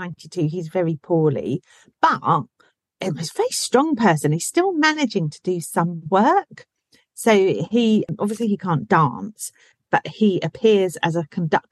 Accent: Berkshire, South East England, United Kingdom; accent: Berkshire; my Berkshire accent

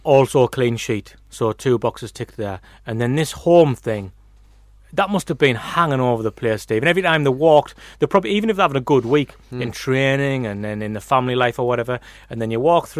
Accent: England, United Kingdom; some young lads were in it and they went with the window down and started abusing me for being English. That was my introduction to Ireland.

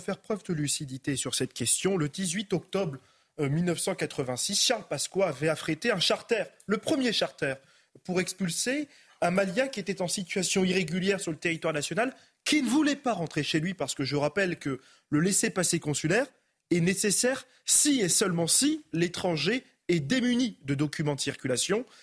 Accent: France; Je suis né euh, en France

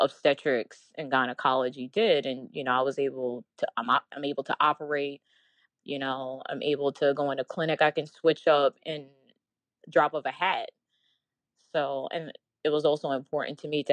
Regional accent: New York City, New York, United States; also born or lived in Washington, D.C.; I'm originally from New York

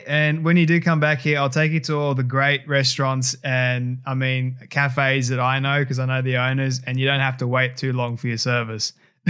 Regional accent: Australia; I am Australian and I love my own country

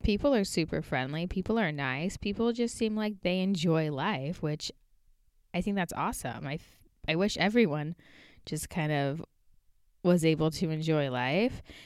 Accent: United States; also born or lived in Portland

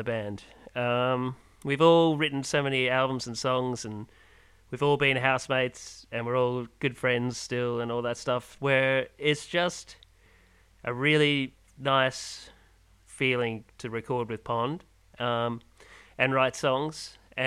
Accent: Ireland; now in Perth, Australia; I'm originally from Ireland

